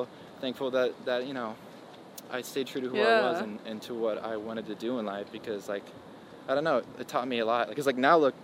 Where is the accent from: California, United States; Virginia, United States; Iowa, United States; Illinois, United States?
Illinois, United States; moved away as an adult; I'm from Illinois